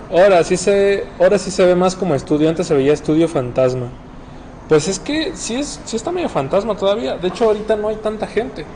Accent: Guadalajara, Jalisco, Mexico; somos de Guadalajara, Jalisco, México.

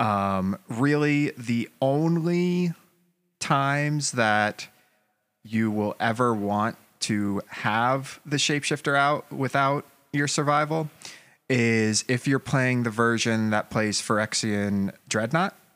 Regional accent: Atlanta, Georgia, United States; I grew up in Atlanta

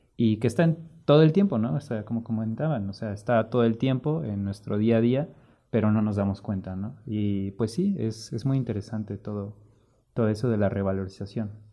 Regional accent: Mexico City, Mexico; yo soy de Ciudad de México

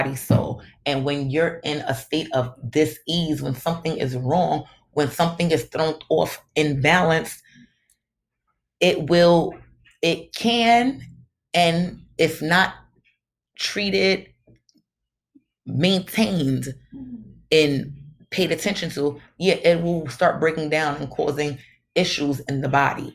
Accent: New York City, New York, United States; I'm from Brooklyn

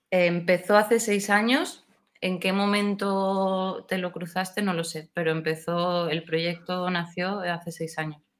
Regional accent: Seville, Andalusia, Spain; yo soy de Sevilla, aunque no lo parezca por mi acento, porque se me pegan mucho los acentos

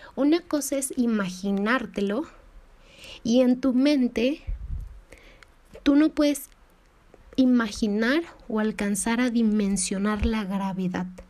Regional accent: Mexico; soy de México

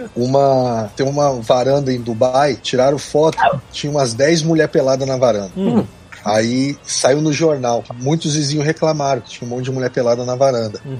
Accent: São Paulo, Brazil; moved away; also born or lived in Rio de Janeiro; eu sou de São Paulo, me mudei pro Rio, mas minha família é de Minas

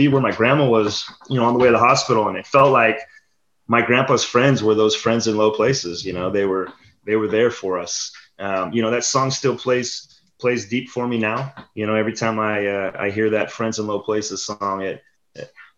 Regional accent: Orangeville, United States; I grew up in Orangeville. I grew up playing Orangeville Pony Baseball

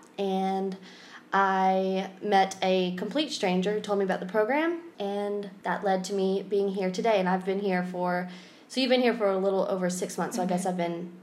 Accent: Atlanta, Georgia, United States; moved away as an adult; now in Spain; I'm also from Atlanta, Georgia

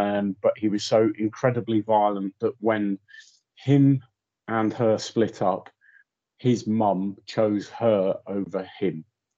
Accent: Germany; moved away; also born or lived in Anglesey, Wales; Okay, well, I was born on Anglesey, or Inishmon, as it's known locally. My father was in the RAF, and not long after I was born there with one of my other brothers, we moved out to Germany, spent the next sort of 12 to 13 years on and off in Germany.

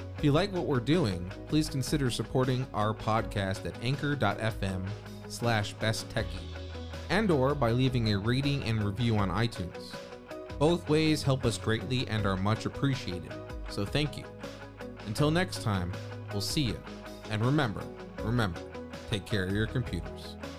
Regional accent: New York, United States; growing up in New York and having access to go to the beach

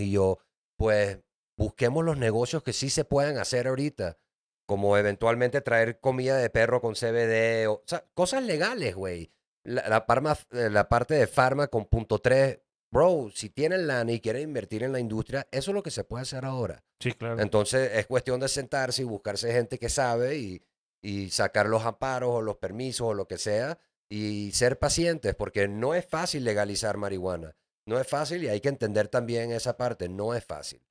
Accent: Venezuela; now in Mexico City, Mexico; yo soy de Venezuela

